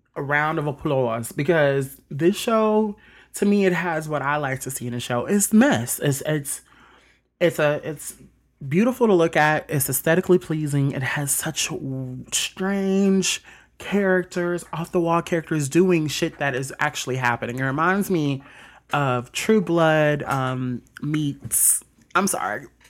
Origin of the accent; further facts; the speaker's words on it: Mississippi, United States; also born or lived in South Bend, Indiana; I was born in South Bend, Indiana, but I was raised in Mississippi all my life